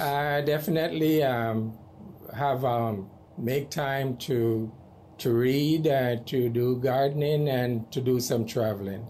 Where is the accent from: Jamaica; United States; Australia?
Jamaica; moved away; I am from Jamaica